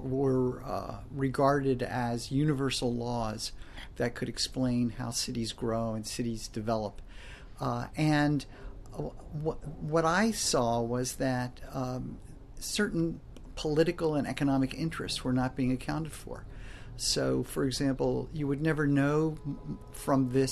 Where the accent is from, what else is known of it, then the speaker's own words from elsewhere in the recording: American East Coast, United States; I grew up in the American East Coast